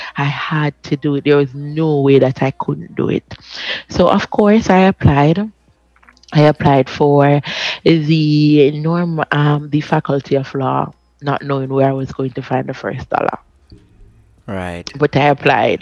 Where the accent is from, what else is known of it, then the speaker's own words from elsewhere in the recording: Jamaica; I'm from Maxfield